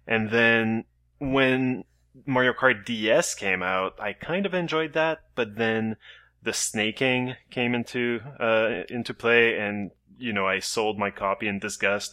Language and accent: English; Canada; as a Canadian